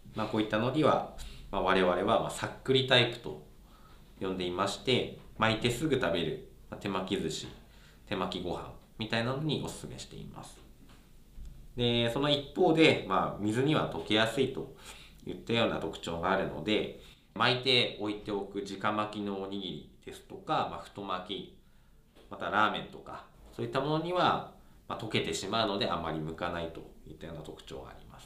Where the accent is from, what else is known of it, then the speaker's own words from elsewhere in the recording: Iwate, Japan; moved away; その地元が岩手県なんですけど